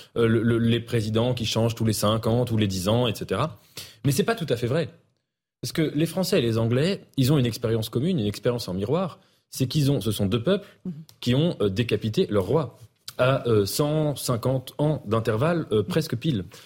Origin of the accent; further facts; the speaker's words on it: France; en tant que Français